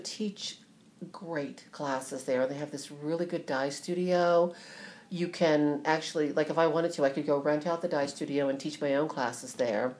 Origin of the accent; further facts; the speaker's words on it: Ohio, United States; moved away; also born or lived in New Jersey; I'm from Ohio actually.